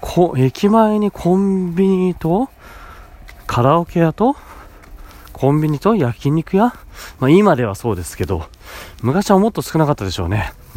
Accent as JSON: {"language": "Japanese", "area": "Kanto", "region": "Chiba", "country": "Japan", "tie": "born or raised there", "said": "父母は東北出身なんですよなんですけど知事の仕事の関係で僕は関東で生まれて引っ越しが何回かあるんですけど関東でほとんど住んでましたね"}